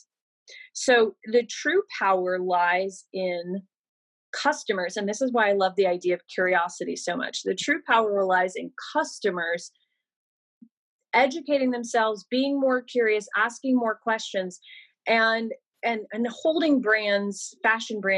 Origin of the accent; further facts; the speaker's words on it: Georgia, United States; also born or lived in New York; now in Los Angeles, United States; I live in Los Angeles. I consider myself a New Yorker because I lived there for 10 years, but I'm from Georgia